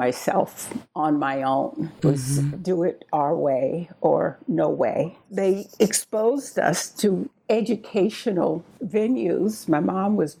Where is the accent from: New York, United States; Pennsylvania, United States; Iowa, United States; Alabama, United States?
Alabama, United States; Leroy; I was born in the Deep South